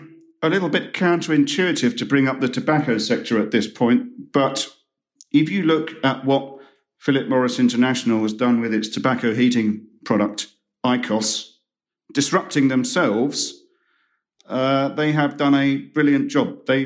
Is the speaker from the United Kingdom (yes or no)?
yes; United Kingdom; And I'm not just saying that as a Brit who's...